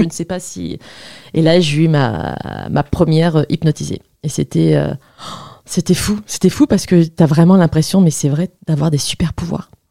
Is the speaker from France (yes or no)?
yes; the South, southern France, France; now in Paris, France; moi, je viens du Sud